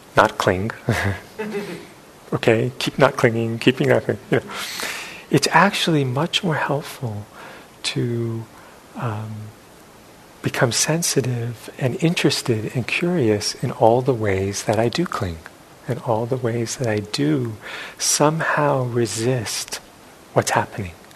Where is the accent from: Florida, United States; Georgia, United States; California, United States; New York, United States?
New York, United States; New York City; growing up in New York City